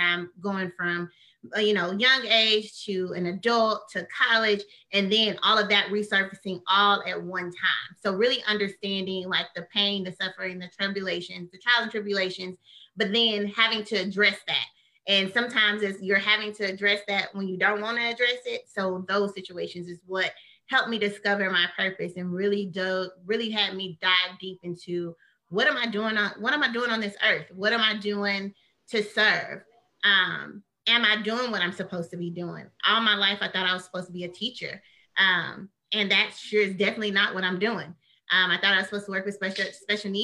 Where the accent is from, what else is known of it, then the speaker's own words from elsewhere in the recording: Midland, Texas, United States; I did junior college at Midland College in my hometown. I'm from Midland, Odessa, a very small town.